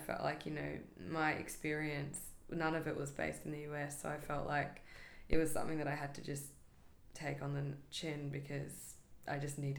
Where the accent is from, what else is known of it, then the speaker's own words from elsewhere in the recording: Australia; moved away as an adult; also born or lived in California; now in New York, United States; I'm from Australia, but I have dual citizenship in the US too, so it made it an easier move to come here.